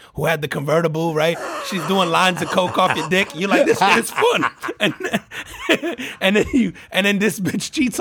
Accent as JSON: {"language": "English", "town": "Elizabeth", "region": "New Jersey", "country": "United States", "tie": "born or raised there", "said": "my hometown, Elizabeth."}